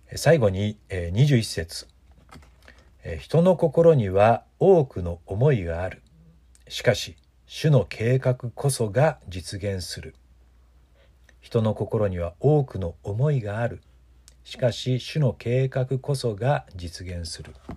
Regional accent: Mikawa region, Aichi, Japan; 私たちのふるさとこの地域三河地方

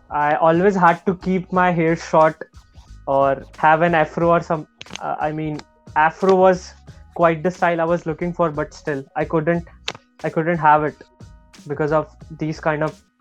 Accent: Nigeria; So, if you consider me, I'm from Nigeria, then I'm much more

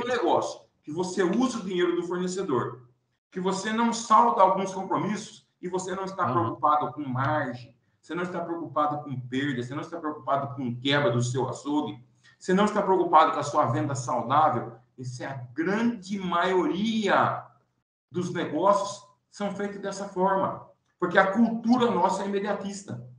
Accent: Pirassununga, São Paulo, Brazil; also born or lived in Santarém, Pará; Hoje eu estou em Pirassununga, São Paulo, minha terra natal

